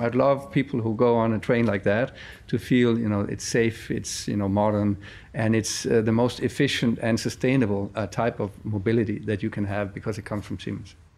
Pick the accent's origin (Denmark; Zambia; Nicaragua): Denmark; I come from Denmark, very fast country